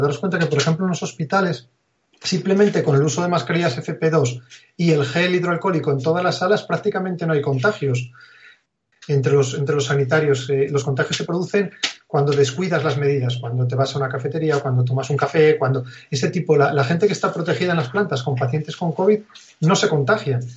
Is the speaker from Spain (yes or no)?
yes; Asturias, Spain; also born or lived in Oviedo; yo soy asturiano, vivía en un pequeño pueblo aquí de Asturias